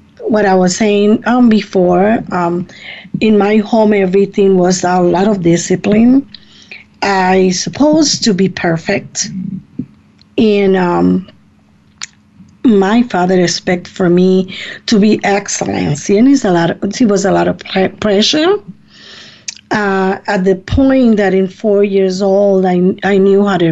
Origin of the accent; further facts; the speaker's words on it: Puerto Rico; now in Ohio, United States; I come from Puerto Rico. I was born in Puerto Rico, and I came to the United States in 1973.